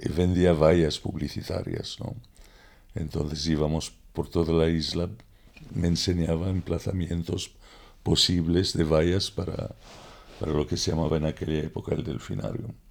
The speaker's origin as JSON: {"language": "Spanish", "town": "Alexandria", "region": "Alexandria Governorate", "country": "Egypt", "tie": "born or raised there", "also_born_or_lived": "London, United Kingdom / Ibiza, Spain", "moved": "yes", "lives_now": "Mallorca, Spain", "said": "Nací en 1943 en Alejandría."}